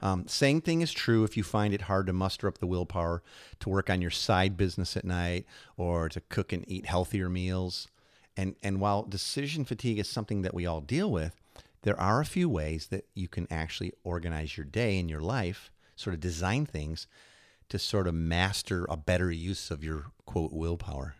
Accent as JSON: {"language": "English", "town": "Chicago", "region": "Illinois", "country": "United States", "tie": "born or raised there", "also_born_or_lived": "New York", "moved": "yes", "said": "I grew up in Chicago"}